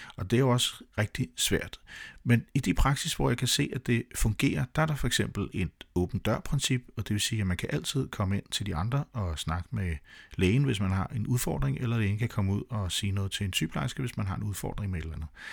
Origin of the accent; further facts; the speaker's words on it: Denmark; jeg var 100% dansk